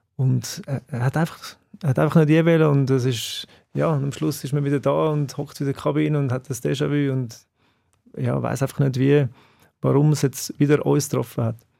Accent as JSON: {"language": "German", "town": "Bülach", "region": "Zurich", "country": "Switzerland", "tie": "born or raised there", "said": "ich bin in Zbüllach aufgewachsen"}